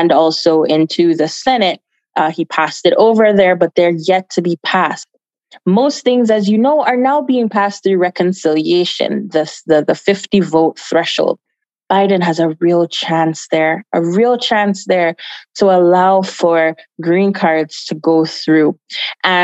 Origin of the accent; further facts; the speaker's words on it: Jamaica; now in United States; I was born in Jamaica. I was born in Jamaica. I migrated here quite some time ago and went to school here in the United States.